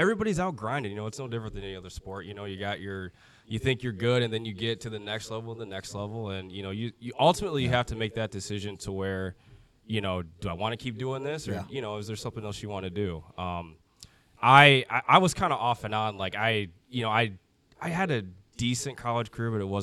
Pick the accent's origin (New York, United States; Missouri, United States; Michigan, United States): Michigan, United States; Flint; also born or lived in Grand Blanc, Michigan; originally from Michigan. I grew up in Flint, and then we eventually moved to Grand Blanc, which is just south of Flint